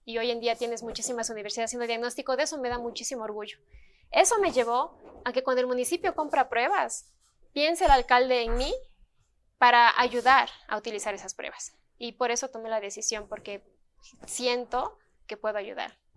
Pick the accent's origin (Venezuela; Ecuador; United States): Ecuador; yo no soy la única ecuatoriana que recibió ese premio